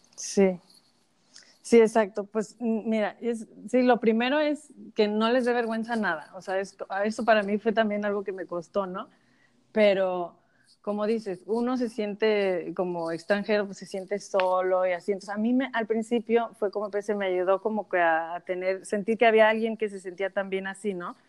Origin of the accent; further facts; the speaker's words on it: Mexico; now in United States; yo soy de México, viviendo en Estados Unidos